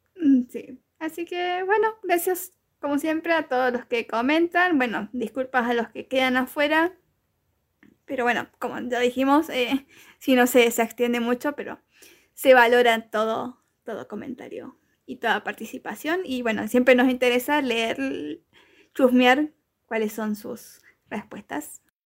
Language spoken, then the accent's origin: Spanish; Argentina; yo siendo argentina